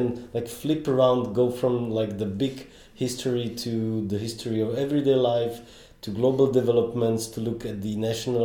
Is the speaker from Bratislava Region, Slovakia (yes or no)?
no; Trebišov, Košice Region, Slovakia; in my hometown, which is southeastern Slovakia, Trebišov